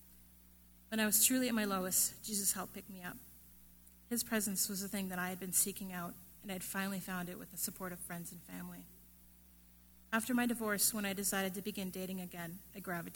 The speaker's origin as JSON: {"language": "English", "country": "Canada", "tie": "born or raised there", "said": "I was born and raised in Canada"}